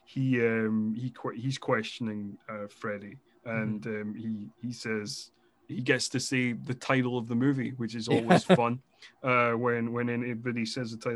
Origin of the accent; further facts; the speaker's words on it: Scotland, United Kingdom; being Scottish